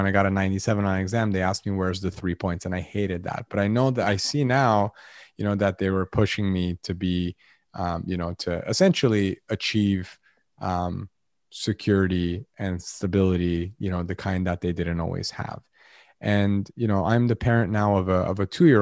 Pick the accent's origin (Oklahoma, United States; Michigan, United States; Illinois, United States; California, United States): California, United States; Los Angeles; I was born in Los Angeles